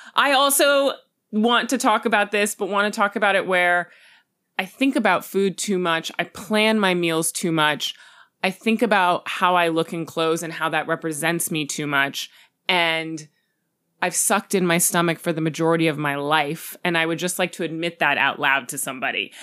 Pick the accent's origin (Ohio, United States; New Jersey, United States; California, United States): California, United States; Los Angeles; my childhood in Hollywood